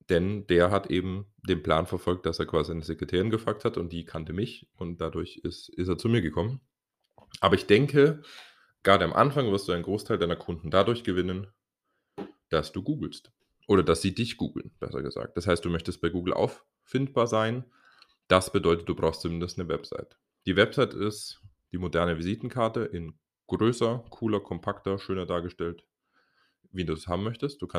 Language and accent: German; Dresden, Saxony, Germany; ich bin aus Dresden und habe hier mein Person Training Business aufgebaut.